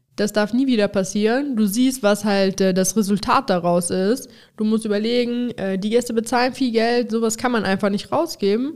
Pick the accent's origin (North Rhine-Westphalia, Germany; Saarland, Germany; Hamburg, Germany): North Rhine-Westphalia, Germany; Overath; Overath, was, sag ich mal, meine Heimat ist